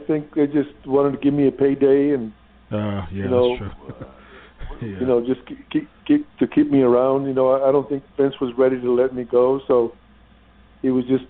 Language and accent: English; Texas, United States; moved away; I'm from Texas.